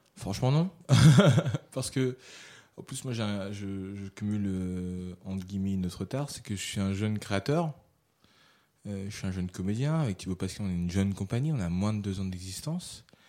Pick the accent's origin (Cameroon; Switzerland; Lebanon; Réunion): Réunion; moved away as an adult; also born or lived in Paris; j'ai été formé à La Réunion un petit peu. J'étais un comédien voilà, un peu lambda